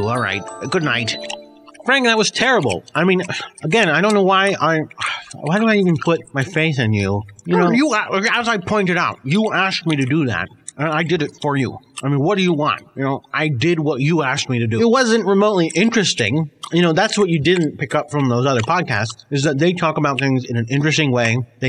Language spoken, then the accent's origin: English; United Kingdom; You know, wit is something that I care about deeply, of course, being British